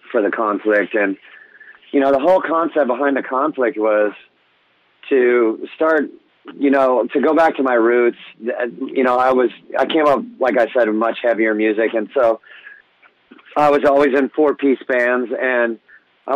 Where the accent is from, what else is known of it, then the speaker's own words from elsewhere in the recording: Orange County, California, United States; I grew up in Orange County, California.